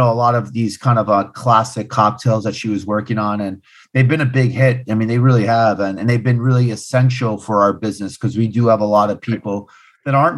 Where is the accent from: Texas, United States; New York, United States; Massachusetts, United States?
New York, United States; also born or lived in East Harlem, New York; I'm born and raised in Hell's Kitchen